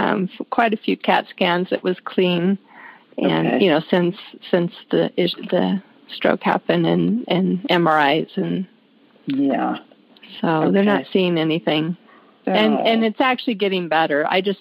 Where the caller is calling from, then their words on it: Lakewood, Colorado, United States; From Lakewood, Colorado.